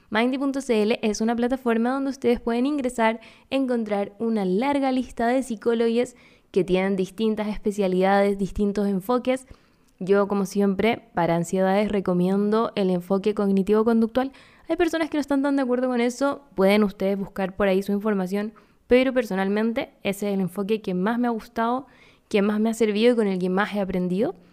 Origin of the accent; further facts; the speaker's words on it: Córdoba, Argentina; Yo soy de Córdoba.